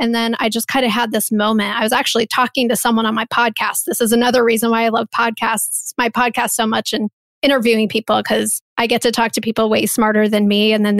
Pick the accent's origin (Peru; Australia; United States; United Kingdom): United States; Midwest; I'm from the Midwest. There's no one in my family that's an entrepreneur.